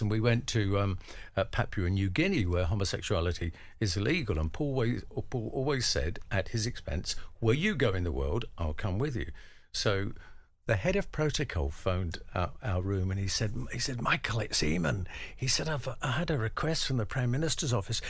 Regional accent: London, United Kingdom; I grew up in the East End of London

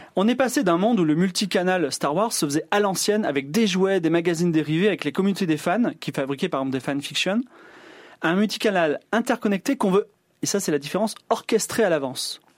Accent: southern France, France; moved away as an adult; j'ai vécu mes 19 premières années à 800 km de Paris

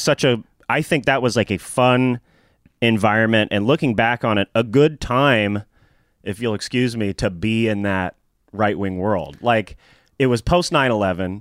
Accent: Nashville, Tennessee, United States; growing up in Nashville, I always wanted to be a comedian

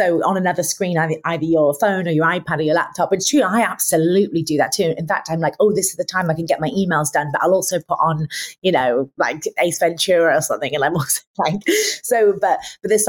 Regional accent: Lincolnshire, East Midlands, United Kingdom; I'm from Lincolnshire.

